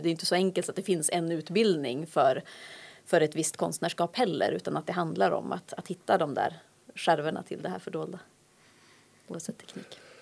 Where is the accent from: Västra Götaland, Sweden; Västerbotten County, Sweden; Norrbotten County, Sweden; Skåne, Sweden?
Norrbotten County, Sweden; Luleå; also born or lived in Umeå; now in Härnösand, Sweden; Det finns ju en stolthet i att vara Lulebo och det har väl präglat mig väldigt mycket.